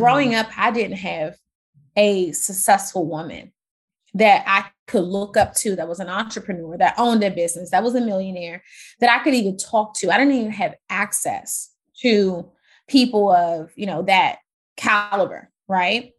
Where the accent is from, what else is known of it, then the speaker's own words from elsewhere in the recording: Washington, District of Columbia, United States; also born or lived in Maryland / Virginia; I grew up in Washington, D C. Yeah, Maryland, Virginia area